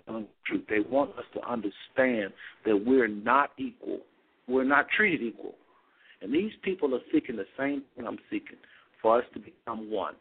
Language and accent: English; United States; we are Americans inside and out